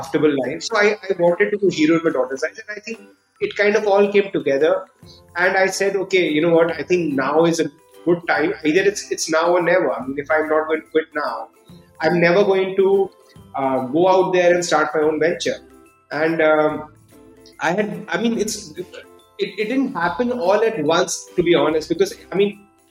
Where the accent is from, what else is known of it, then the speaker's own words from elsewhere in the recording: Delhi, India; also born or lived in United States; I grew up in Delhi, did my schooling in Delhi